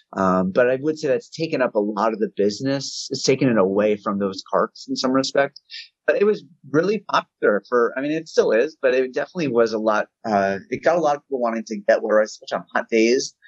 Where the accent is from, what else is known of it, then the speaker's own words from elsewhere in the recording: New Jersey, United States; now in Philadelphia, United States; I grew up in North Jersey